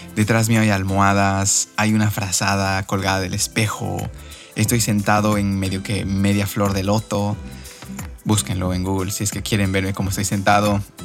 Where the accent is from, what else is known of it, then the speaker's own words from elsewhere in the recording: Cochabamba, Bolivia; moved away as an adult; also born or lived in Spain; now in Barcelona, Spain; si mis R's se notan más, es porque soy de Cochabamba.